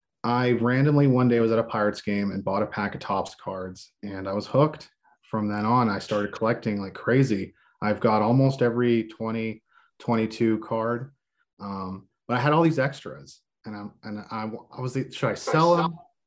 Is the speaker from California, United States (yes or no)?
no; Texas, United States; also born or lived in Palestine / San Antonio / Dallas; I'm an Army brat. So I'm everywhere. I grew up most of my life, I grew up in Texas.